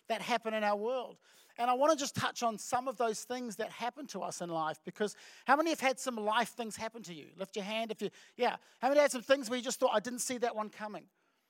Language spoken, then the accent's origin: English; Auckland, New Zealand; I'm from Auckland